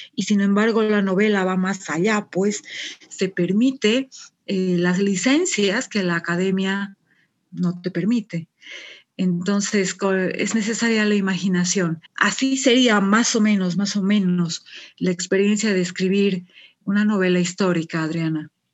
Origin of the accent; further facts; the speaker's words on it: Sucre, Chuquisaca, Bolivia; estoy en Sucre, es, mi ciudad natal, nací, nací acá en Sucre, estudié también acá en, Sucre